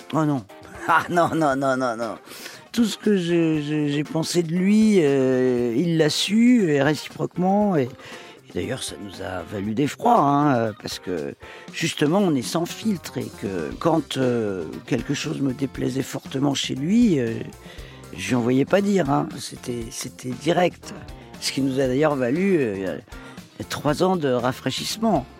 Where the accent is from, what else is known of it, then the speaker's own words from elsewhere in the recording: Paris, Île-de-France, France; also born or lived in Toledo, Spain (family origin); Ma région d'origine, euh, c'est l'Espagne, même si euh, je suis parisienne